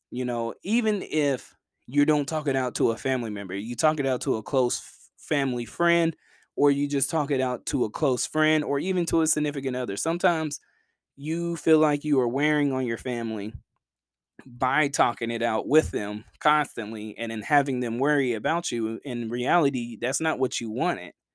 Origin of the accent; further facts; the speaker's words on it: Chattanooga, Tennessee, United States; my hometown team